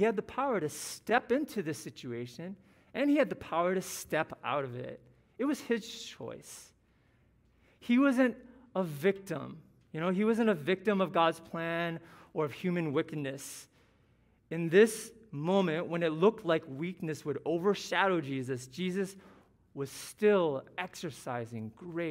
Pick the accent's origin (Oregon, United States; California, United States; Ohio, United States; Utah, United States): Ohio, United States; I was born in Ohio to the son of Taiwanese immigrants, a middle-class family. That's where I'm from